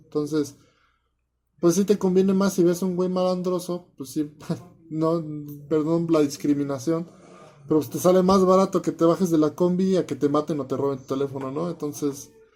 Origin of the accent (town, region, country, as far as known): Mexico